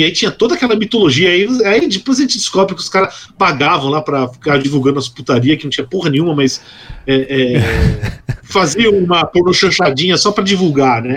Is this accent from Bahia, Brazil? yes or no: no; São Paulo, Brazil; eu, eu sou paulistano de nascença